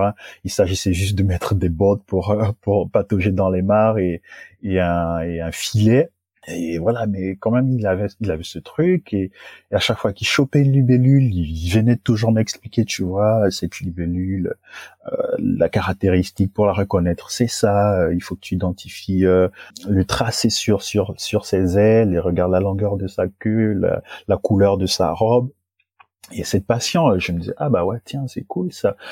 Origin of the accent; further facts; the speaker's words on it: Gabon; moved away as an adult; now in France; je suis originaire du Gabon et dans mon Gabon natal